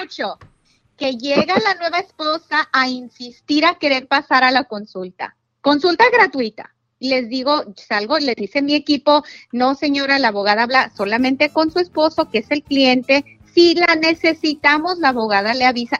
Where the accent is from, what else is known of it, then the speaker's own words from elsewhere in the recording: Jalisco, Mexico; Soy de Jalisco